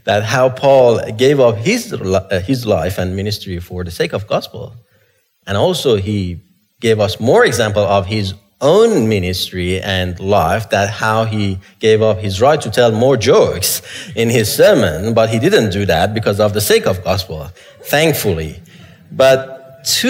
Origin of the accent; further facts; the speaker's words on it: Iran; moved away; I grew up in Iran